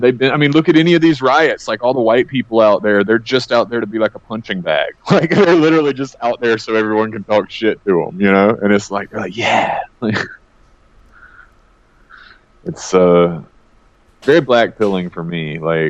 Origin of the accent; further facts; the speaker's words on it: Deep South, United States; I'm from the deep South too. My ancestors were very prominent in the Civil War.